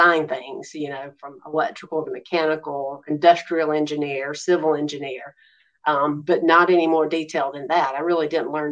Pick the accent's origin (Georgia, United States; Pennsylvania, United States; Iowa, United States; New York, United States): Georgia, United States; Macon; also born or lived in Houston, Texas; came back to Macon, Georgia, my hometown.